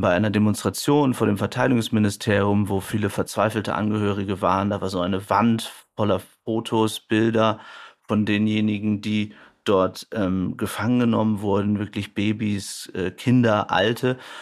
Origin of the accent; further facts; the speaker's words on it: Germany; wir als Deutsche